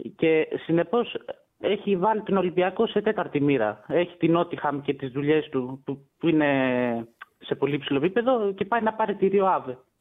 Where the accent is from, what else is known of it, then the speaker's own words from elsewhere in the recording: Tripoli, Peloponnese, Greece; είμαι από Τρίπολη